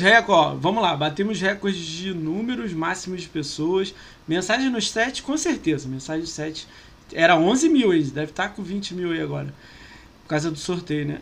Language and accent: Portuguese; Niterói, Rio de Janeiro, Brazil; eu sou de Niterói